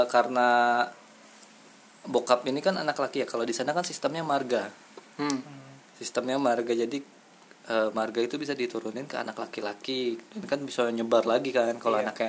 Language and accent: Indonesian; Cileungsi, West Java, Indonesia; gue mah gede gede di Cilengsi iya. asli gitu jadi pulang ngumpul teh di BPM ada tuh kampung di BPM di Cilengsi